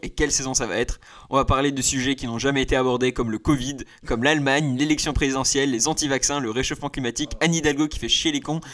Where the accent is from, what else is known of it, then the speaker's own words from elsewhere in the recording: France; je suis français